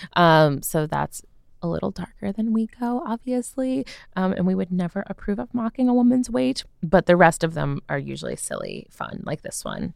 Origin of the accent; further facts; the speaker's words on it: United States; I'm American